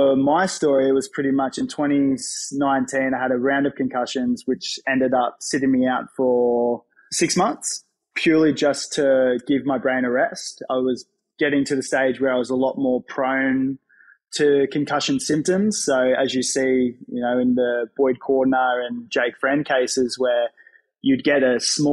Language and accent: English; Gold Coast, Queensland, Australia; I grew up on the Gold Coast